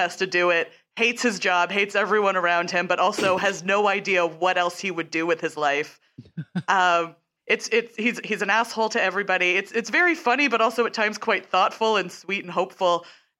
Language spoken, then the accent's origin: English; Canada; because I'm Canadian